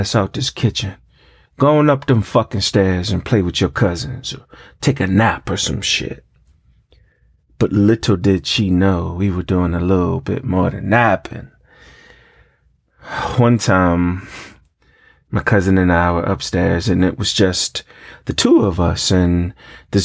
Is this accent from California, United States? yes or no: no; New York, United States; I grew up in New York, where it's cold as fuck